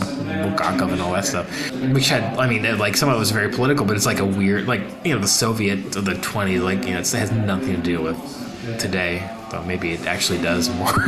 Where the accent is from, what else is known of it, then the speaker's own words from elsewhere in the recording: United States; Me being an American